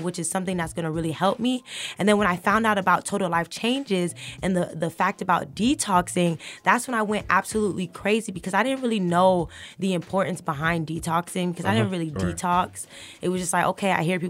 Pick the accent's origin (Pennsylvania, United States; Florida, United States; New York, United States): Florida, United States; Fort Lauderdale; I am from South Florida, Fort Lauderdale